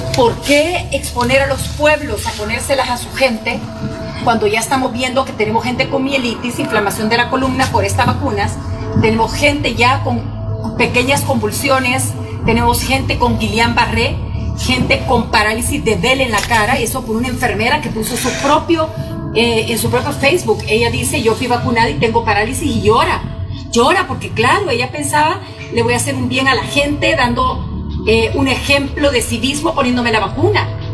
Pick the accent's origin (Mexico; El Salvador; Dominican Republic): El Salvador; mi pueblo El Salvador